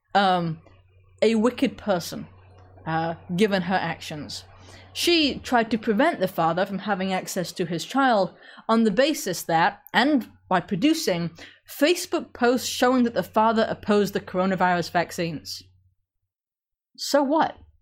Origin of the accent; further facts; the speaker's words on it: England, United Kingdom; accent: British; I'm English, so I genetically more or less can't do French.